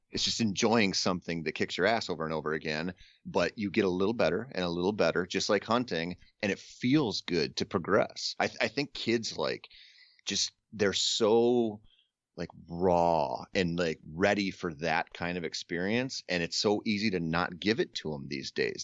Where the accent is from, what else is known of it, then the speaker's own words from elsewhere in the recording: Minnesota, United States; I grew up in Minnesota